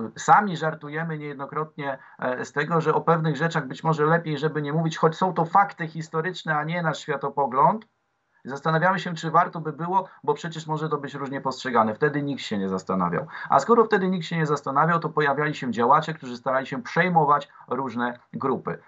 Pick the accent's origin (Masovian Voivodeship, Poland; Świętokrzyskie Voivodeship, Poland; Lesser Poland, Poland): Masovian Voivodeship, Poland; Warsaw; jako dla młodego warszawiaka, w 12 roku życia